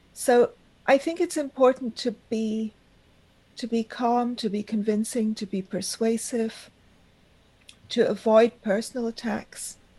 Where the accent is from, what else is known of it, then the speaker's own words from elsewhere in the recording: Karachi, Sindh, Pakistan; moved away; also born or lived in Argentina / Bombay, India; I spent my childhood in Pakistan. I grew up in the Pakistani Parsi community in Karachi